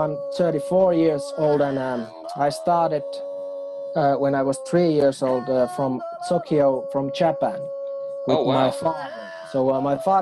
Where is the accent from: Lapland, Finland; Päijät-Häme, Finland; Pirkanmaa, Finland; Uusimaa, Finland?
Lapland, Finland; Arctic area; first language Northern Sami; English is a second language; Upper side of the polar circle. So this is my home